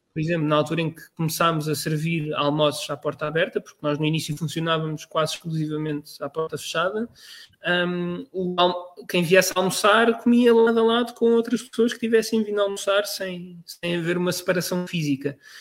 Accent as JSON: {"language": "Portuguese", "country": "Portugal", "also_born_or_lived": "Netherlands", "moved": "yes", "said": "como, como nós portugueses temos"}